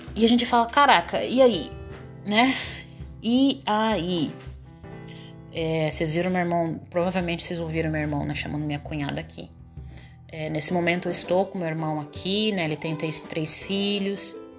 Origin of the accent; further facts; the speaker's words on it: a port city in Paraná, Brazil; now in Joinville, Brazil; é o berço da civilização do Paraná, é a minha cidade natal